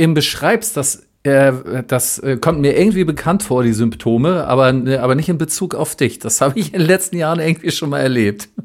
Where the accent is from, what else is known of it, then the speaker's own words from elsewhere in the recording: Berlin, Germany; bei uns in Berlin